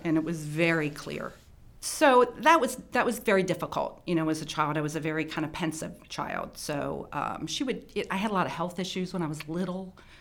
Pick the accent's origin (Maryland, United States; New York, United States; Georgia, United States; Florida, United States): Maryland, United States; Baltimore County; also born or lived in Howard County, Maryland; I grew up in Baltimore County. Um, I think when I was twelve, I moved to Howard County